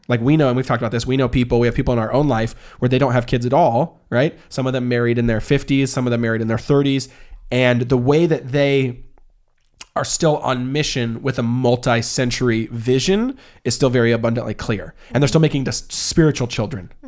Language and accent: English; the Northwest, Pacific Northwest, United States; also born or lived in Portland; We're from the Northwest.